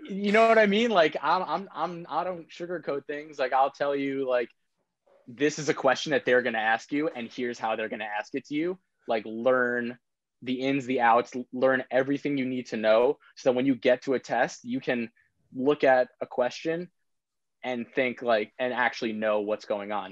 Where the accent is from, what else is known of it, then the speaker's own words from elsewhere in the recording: Old Westbury, New York, United States; I'm from Long Island. Um, from Old Westbury, it's kind of like middle of the middle of Nassau County